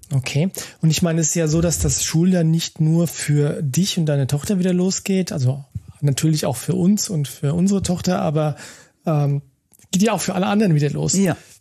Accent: Germany; hier bei uns in Deutschland

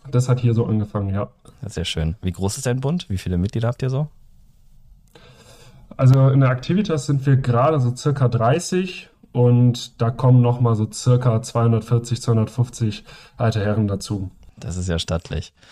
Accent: Düsseldorf, North Rhine-Westphalia, Germany; now in Tübingen, Germany; Ich komme ursprünglich aus Düsseldorf und bin dann zum Studium ins Schwabenländle gezogen.

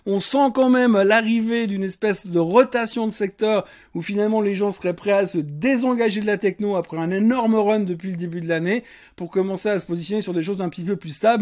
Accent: Switzerland; chez nous en Suisse

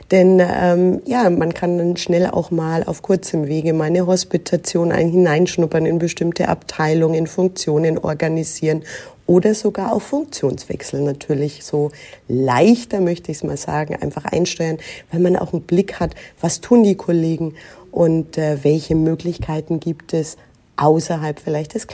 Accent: Nuremberg, Bavaria, Germany; Ich bin aber hier im Frankenland in Nürnberg geboren, aufgewachsen, zur Schule gegangen, habe hier auch größtenteils studiert

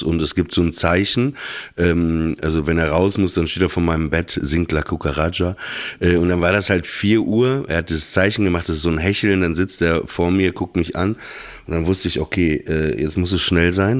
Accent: Northern Germany, Germany; in Norddeutschland, wo ich aufgewachsen bin, so, da lief halt NDR 2 Radio FFN. Ne? Irgendwann gab es Antenne Niedersachsen.

